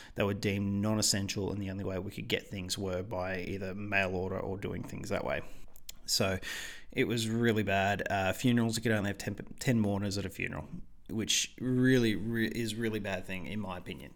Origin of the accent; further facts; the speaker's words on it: Australia; I'm an Australian